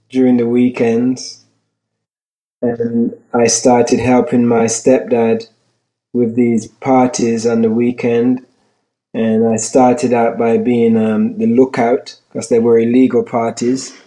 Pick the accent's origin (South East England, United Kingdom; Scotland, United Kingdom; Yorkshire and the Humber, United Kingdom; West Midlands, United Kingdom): West Midlands, United Kingdom; Birmingham; also born or lived in London; I was born in London, England. I moved to Birmingham at the age of eight.